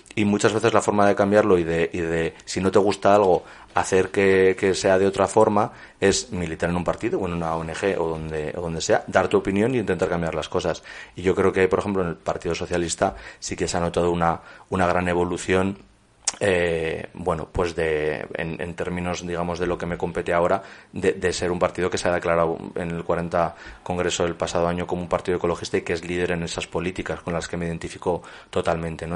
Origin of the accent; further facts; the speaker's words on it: La Rioja, Spain; also born or lived in Torrecilla en Cameros; La Rioja, que es mi, mi tierra y donde he estado vinculado, donde he vivido hasta los 18